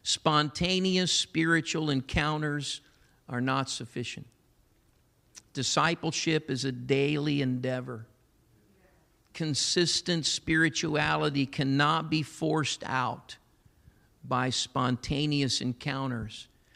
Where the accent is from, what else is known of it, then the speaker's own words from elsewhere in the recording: Massillon, Ohio, United States; I'm so grateful for my Pentecostal heritage, a church I was raised up in Massillon, Ohio.